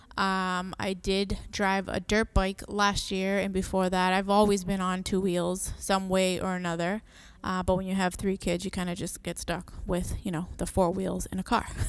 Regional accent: Massachusetts, United States; also born or lived in Puerto Rico; I was born in Puerto Rico. I am Boricua. Um, I grew up here and the summer's over there. So I came here when I was three years old

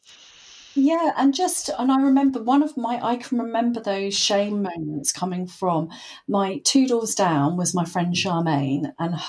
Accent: Portsmouth, South East England, United Kingdom; I grew up in Portsmouth in the, you know, in the 80s, 70s and 80s

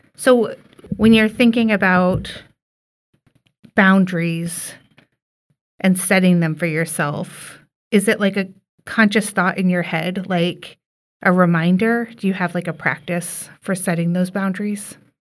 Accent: Bloomington, Indiana, United States; now in Skokie, United States; my family lives up here in Skokie now, but we're from Indiana. And so, like, there has been this expectation from our more extended family that we travel home to Bloomington

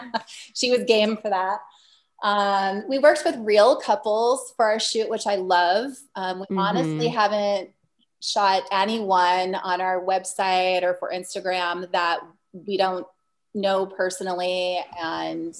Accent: Iowa, United States; also born or lived in Southern California; now in Des Moines, United States; I grew up in Iowa. I am not from Des Moines originally

